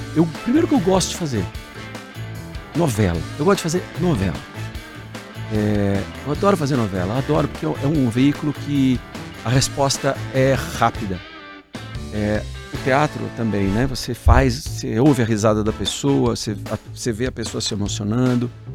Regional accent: Curitiba, Paraná, Brazil; eu sou de Curitiba, né? Nascido em Curitiba

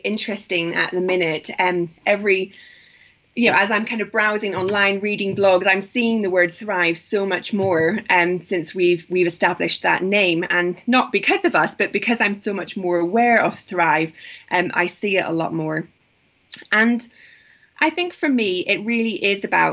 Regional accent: Northern Ireland, United Kingdom; also born or lived in London; now in Nairobi, Kenya; I'm from Northern Ireland

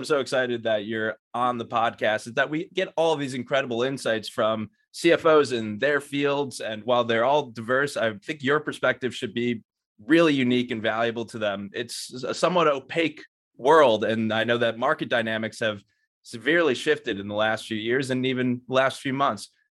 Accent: Michigan, United States; Search Group based in Michigan, my home state.

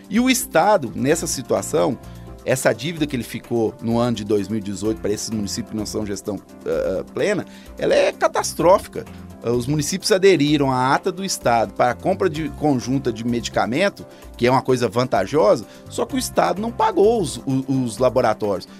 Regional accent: Taquari, Rio Grande do Sul, Brazil; moved away as an adult; now in Coronel Fabriciano, Brazil; eu sou do Rio Grande do Sul, cidade chamada Taquari, fica na regi região central do Rio Grande do Sul.

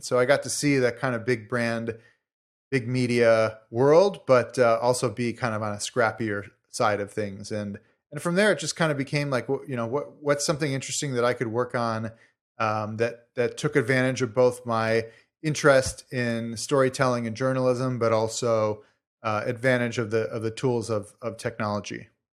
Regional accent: Chicago, Illinois, United States; moved away; I'm from Chicago originally.

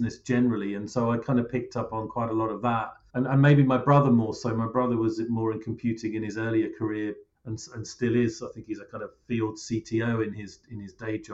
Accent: Cambridgeshire, East of England, United Kingdom; I grew up actually in Cambridgeshire, which is where I now live again and have done for a while.

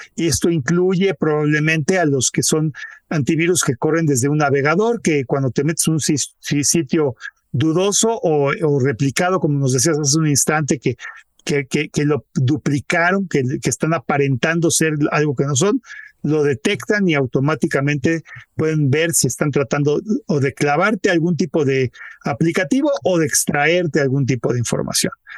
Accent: Mexico; yo me siento como mexicano muy orgulloso

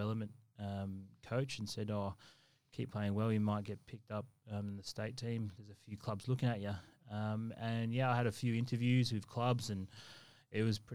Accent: Adelaide, South Australia, Australia; moved away as an adult; also born or lived in Henley Beach, Adelaide; now in Queensland, Australia; I'm originally from Salisbury, which is, for anyone that's been to Adelaide, it's like the equivalence of Logan

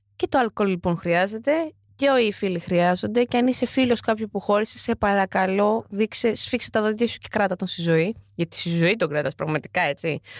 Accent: Lamia, Central Greece, Greece; Είμαι και από τη Λαμία

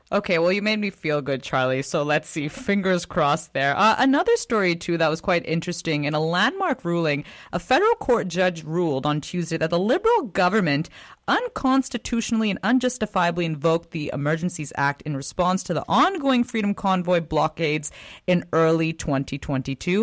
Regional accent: Canada; as a Canadian

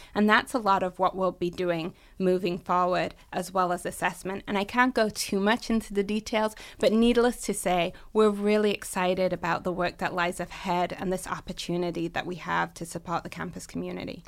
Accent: England, United Kingdom; moved away as an adult; also born or lived in Massachusetts, United States; now in Michigan, United States; I'm originally from the U K, born and raised in England, and I've lived in the U S sixteen years.

